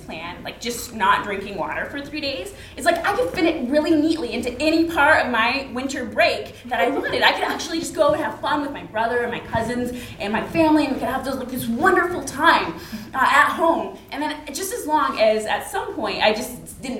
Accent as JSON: {"language": "English", "region": "Alaska", "country": "United States", "tie": "born or raised there", "said": "I grew up in Alaska"}